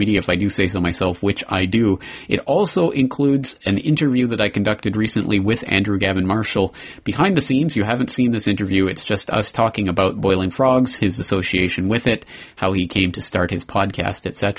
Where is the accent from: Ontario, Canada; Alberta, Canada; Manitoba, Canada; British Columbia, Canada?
Alberta, Canada; Calgary; my hometown of Calgary, Canada